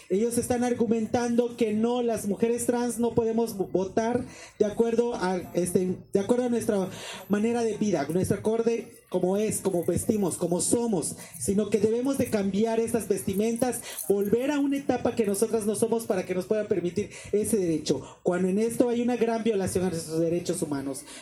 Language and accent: Spanish; Mexico; todas las problemáticas que nosotros tenemos eh, en general como sociedad mexicana que somos.